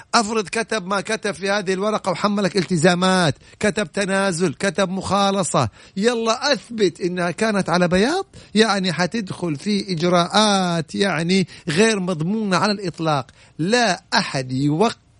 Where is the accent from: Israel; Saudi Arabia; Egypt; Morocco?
Saudi Arabia; انا سعودي وافتخر انه سعودي